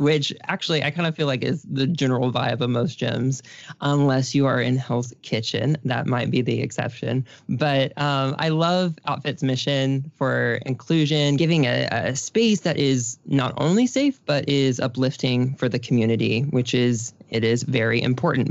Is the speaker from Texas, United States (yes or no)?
yes; Texas, United States; I'm from Texas